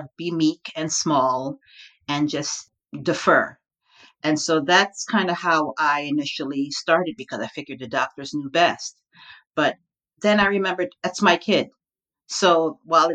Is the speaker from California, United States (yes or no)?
no; Long Island, New York, United States; also born or lived in Brooklyn, New York; I'm an unapologetic born New Yorker. I was born in Brooklyn, raised in the suburbs of Long Island.